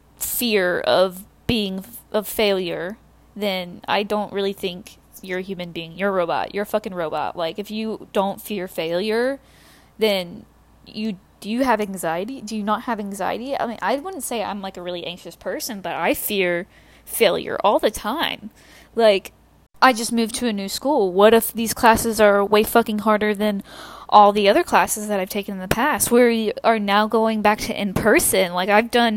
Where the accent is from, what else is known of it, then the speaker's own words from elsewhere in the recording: the South, United States; I'm from the South